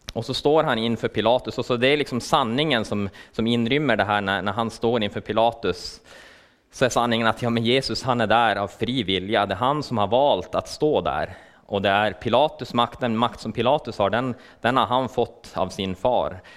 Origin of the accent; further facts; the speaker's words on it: Luleå, Norrbotten County, Sweden; jag kommer från Luleå